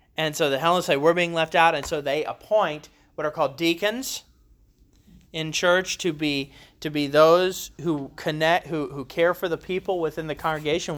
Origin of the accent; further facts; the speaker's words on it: Columbus, Ohio, United States; now in Kentucky, United States; I grew up in Columbus, Ohio, where we swear up and down there are no accents